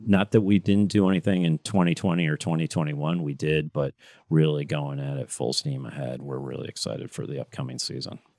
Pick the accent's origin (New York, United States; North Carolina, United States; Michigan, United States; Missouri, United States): Michigan, United States; Grand Rapids; moved away as an adult; also born or lived in Midland, Michigan / Chicago; I grew up mostly in Grand Rapids. I also grew up in, in Midland, but first part of my life was in Grand Rapids, Michigan